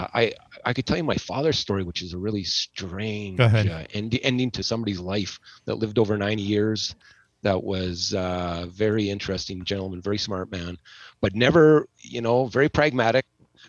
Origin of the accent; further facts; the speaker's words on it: Nebraska, United States; moved away; We all kind of came here. We came from Nebraska, but oddly enough, my family and her family have known each other since probably 1902.